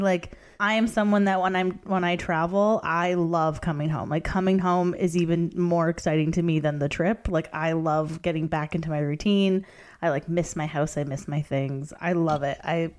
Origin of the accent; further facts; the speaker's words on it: Canada; maybe it's being Canadian